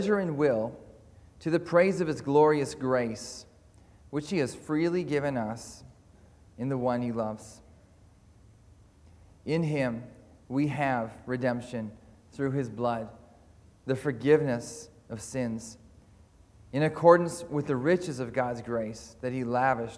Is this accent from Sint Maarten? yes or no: no; Canada; moved away as an adult; also born or lived in Caldercruix, Scotland; now in Scotland, United Kingdom; I'm from Calder Crooks, but also from Canada. Before that, I was a pastor there, and then we came over here to study and to serve.